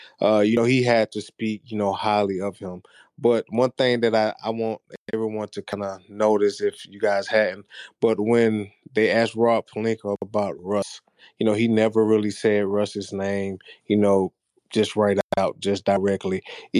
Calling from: Georgia, United States; I'm tuning in from Georgia, man. So don't ask how I'm in Georgia, but I'm a Lakers fan.

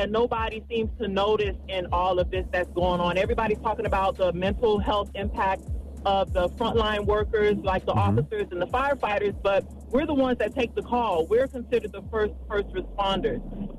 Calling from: Florida, United States; I'm calling from South Florida.

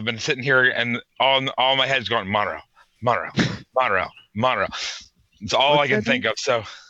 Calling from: Pittsburgh, Pennsylvania, United States; I'm calling from Pittsburgh, Pennsylvania.

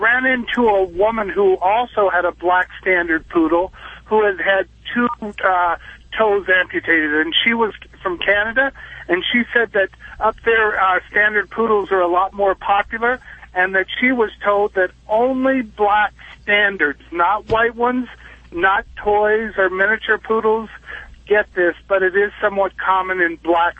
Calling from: Nevada, United States; I'm in Nevada. I'm a driver also, and I'm out in the desert

